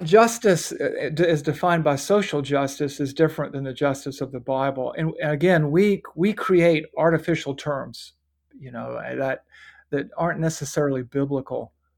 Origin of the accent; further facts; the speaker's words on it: United States; I'm an American, I'm a patriot, but above all, I'm a Christian